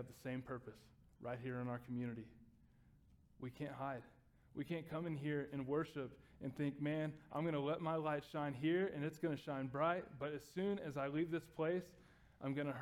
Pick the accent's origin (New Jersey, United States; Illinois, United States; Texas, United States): Texas, United States; I grew up in Texas